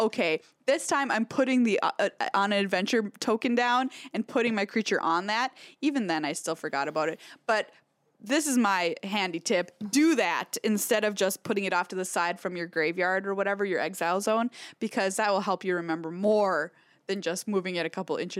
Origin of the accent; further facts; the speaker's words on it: Minnesota, United States; I'm so Minnesotan.